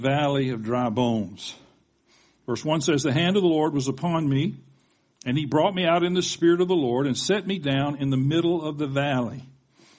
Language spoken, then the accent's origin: English; the South, United States; accent: Southern; I sounded Southern then. I guess that's because I'm from the South